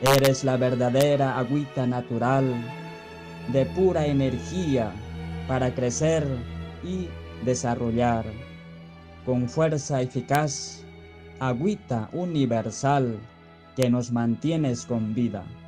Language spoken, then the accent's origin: Spanish; Peru; de Perú